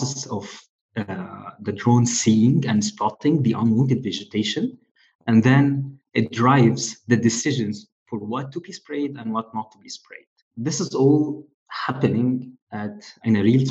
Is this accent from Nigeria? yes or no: no; Egypt; moved away; I'm originally from Egypt